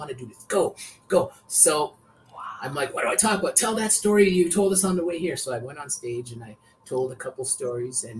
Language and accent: English; Canada; also born or lived in Vancouver; I grew up in Canada